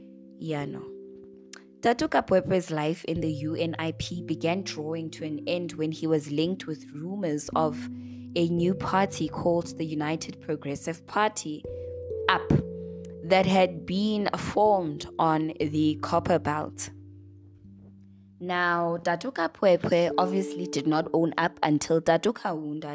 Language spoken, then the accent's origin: English; South Africa; South Africans